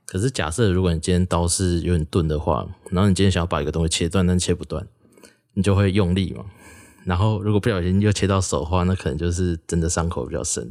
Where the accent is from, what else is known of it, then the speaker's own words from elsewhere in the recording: former Taichung County, Taiwan; 我自己是旧台中县长大的